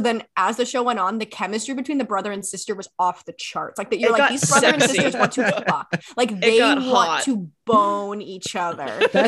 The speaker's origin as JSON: {"language": "English", "region": "Maryland", "country": "United States", "tie": "born or raised there", "moved": "yes", "lives_now": "Canada", "said": "I grew up in Maryland, so like right on the cusp of like the South. In America."}